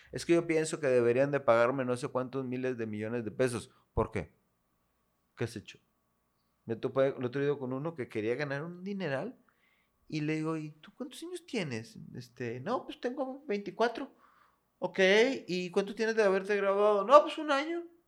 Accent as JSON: {"language": "Spanish", "town": "Monterrey", "region": "Nuevo León", "country": "Mexico", "tie": "born or raised there", "also_born_or_lived": "Comales, Tamaulipas", "said": "Yo aquí nací aquí en Monterrey."}